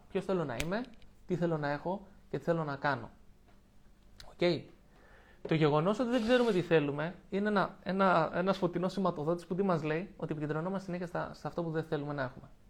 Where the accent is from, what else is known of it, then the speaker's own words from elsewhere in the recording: Lavrio, Attica, Greece; moved away as an adult; έφυγα από την πόλη μου. Από εκεί που ζούσα στο Λαύριο και είχα του φίλου μου εκεί, ζούσα με τη μητέρα μου